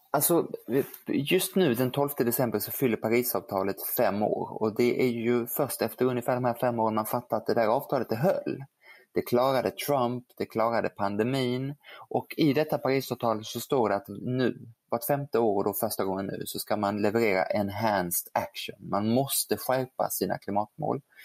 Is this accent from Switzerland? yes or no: yes; Geneva, Switzerland; now in Sweden; jag ju kan franska eftersom jag är född i Genève